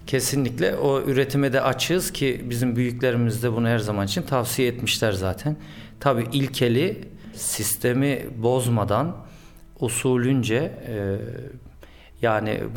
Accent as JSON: {"language": "Turkish", "region": "Ankara", "country": "Turkey", "tie": "born or raised there", "said": "Ben Ankara'da doğdum, Ankara'da büyüdüm. E, ailemin asıl memleketi Konya. Zaman zaman gideriz."}